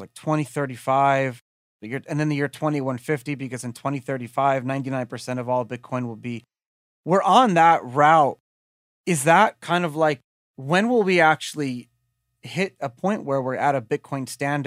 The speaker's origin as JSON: {"language": "English", "country": "United States", "said": "I'm an American."}